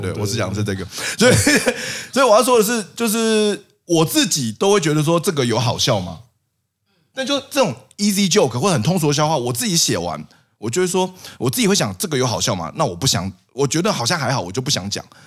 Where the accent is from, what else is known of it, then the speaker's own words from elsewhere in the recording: Taipei, Taiwan; 我们台北人